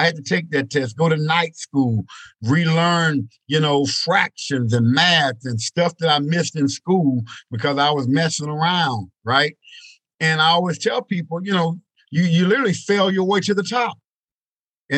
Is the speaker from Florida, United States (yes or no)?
no; East Texas, United States; Growing up in East Texas, country boy